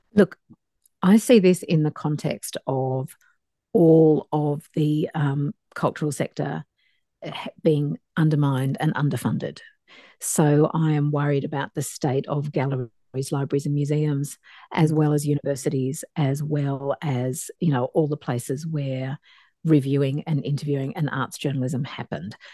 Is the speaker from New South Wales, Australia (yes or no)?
yes; Dapto, New South Wales, Australia; I grew up in Dapto, a working class suburb um, outside Wollongong in New South Wales